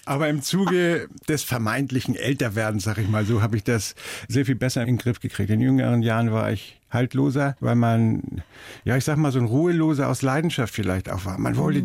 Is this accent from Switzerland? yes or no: no; Hamburg, Germany; ich komme ja aus Hamburg und so, man hat ja alles so rundherum mhm. und ist so aufgewachsen